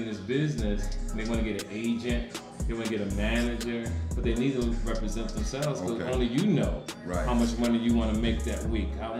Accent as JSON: {"language": "English", "town": "Jersey City", "region": "New Jersey", "country": "United States", "tie": "born or raised there", "said": "I grew up in Jersey City"}